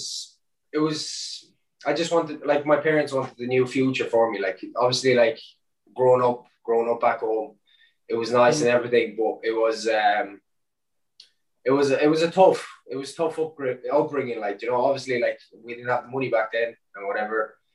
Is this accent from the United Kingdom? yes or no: no; Ireland; also born or lived in Romania; growing up in Ireland, or obviously coming from Romania when I was such a young age, being that foreigner, kind of, you know, I moved to Ireland when I was 7